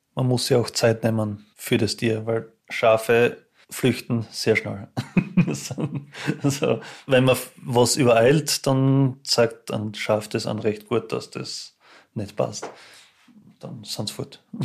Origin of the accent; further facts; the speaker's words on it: Styria, Austria; moved away as an adult; now in St. Gertraud, Austria; ich bin ursprünglich aus der Steiermark und eben daher geheiratet.